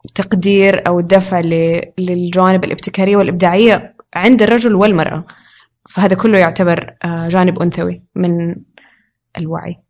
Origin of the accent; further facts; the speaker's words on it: Riyadh, Riyadh Province, Saudi Arabia; moved away as an adult; now in Jeddah, Saudi Arabia; عشت في الرياض